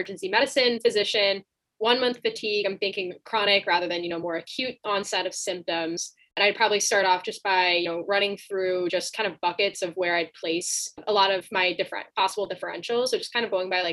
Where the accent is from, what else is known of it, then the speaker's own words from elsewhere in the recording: Chicago, Illinois, United States; I'm from the Chicagoland area